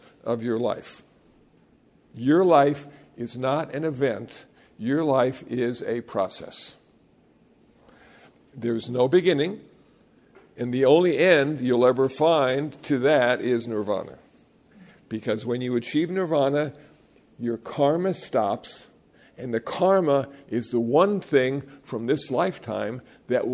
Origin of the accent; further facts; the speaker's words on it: Iowa, United States; moved away; also born or lived in Los Angeles; I was born in Iowa, and I got ordained in Los Angeles